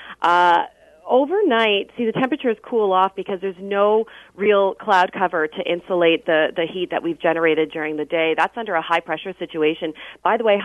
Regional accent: Ontario, Canada; now in Vancouver, Canada; I am admittedly from Ontario

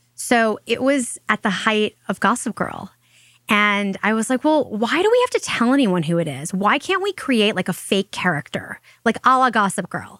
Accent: Long Island, New York, United States; we grew up in Long Island, and she would drive me probably twice a week to see a doctor in the city

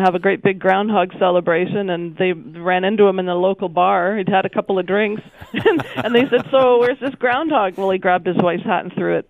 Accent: Wiarton, Ontario, Canada

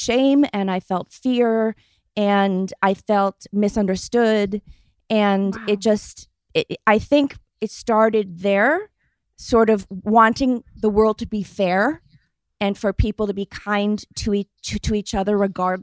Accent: Rhode Island, United States; I grew up in Rhode Island in the rural suburbs.

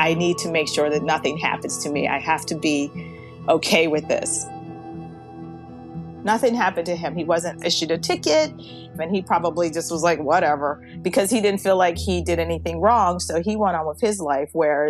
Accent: Baltimore, Maryland, United States; I live here in Baltimore, Maryland, and I was born and raised here in Baltimore.

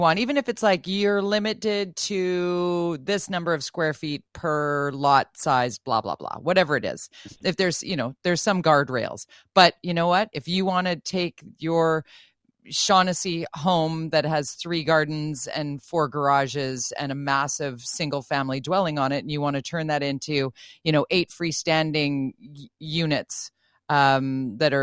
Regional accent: Vancouver, British Columbia, Canada; born and raised in Vancouver

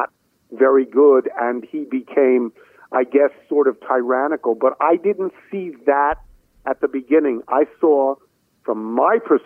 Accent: New York, United States; moved away as an adult; now in Washington, D.C., United States; I come from New York

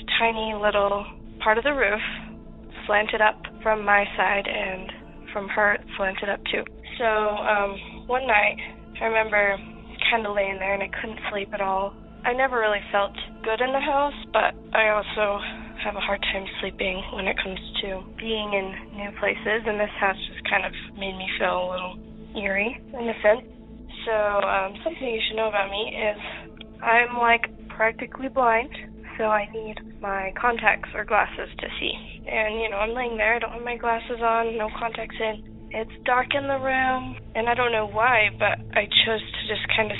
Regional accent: Utah, United States; We're from Utah, but we were about 4 hours away from St. George

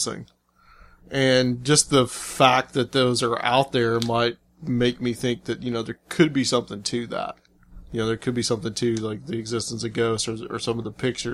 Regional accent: Chattanooga, Tennessee, United States; moved away as an adult; also born or lived in Atlanta; now in Nashville, United States; I'm from Chattanooga. I was born there. I lived the first 23 years of my life there before I moved to Atlanta and then later here back to Tennessee to Nashville

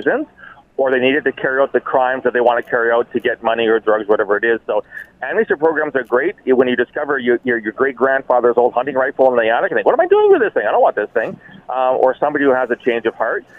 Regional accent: Canada; I'm a Canadian. I'm a very proud Canadian.

